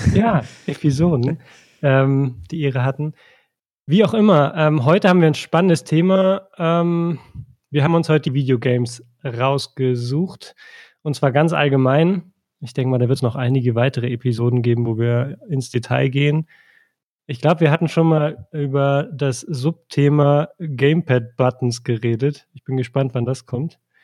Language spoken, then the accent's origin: German; East Germany, Germany; ich bin im Osten aufgewachsen